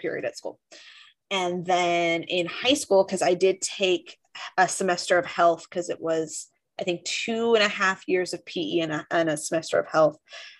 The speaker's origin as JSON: {"language": "English", "area": "Orange County", "region": "California", "country": "United States", "tie": "born or raised there", "said": "growing up in Orange County"}